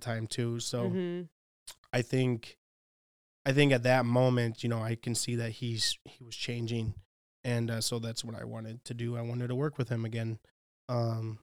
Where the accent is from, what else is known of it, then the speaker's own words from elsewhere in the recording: Chicago, Illinois, United States; We're from Chicago